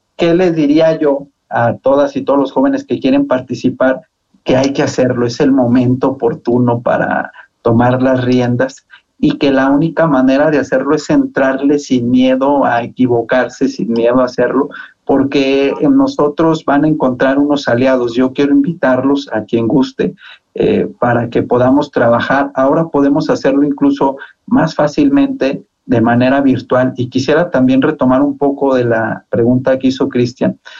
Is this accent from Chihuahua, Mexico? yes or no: no; Zacatecas, Mexico; moved away as an adult; now in Mexico City, Mexico; Yo soy muy zacatecano, siempre presumo mucho mi tierra